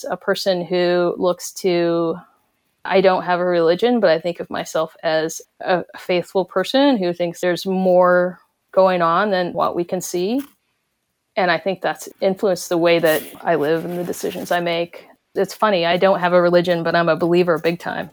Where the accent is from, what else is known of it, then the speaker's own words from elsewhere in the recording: Cherokee Nation, Oklahoma, United States; the Cherokee Nation specifically, you know, we're right in the middle of the Bible Belt